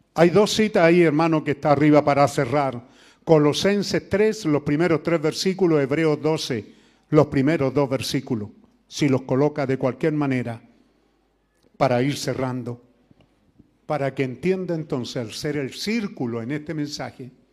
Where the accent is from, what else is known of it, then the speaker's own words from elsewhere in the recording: Chile; somos chilenos